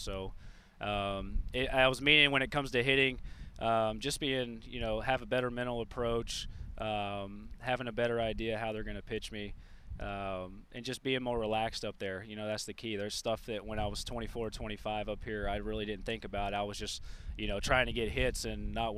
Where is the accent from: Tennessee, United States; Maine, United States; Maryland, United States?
Tennessee, United States; Memphis; I grew up in Memphis, so, you know, unfortunately for Reds fans, that's Cardinals country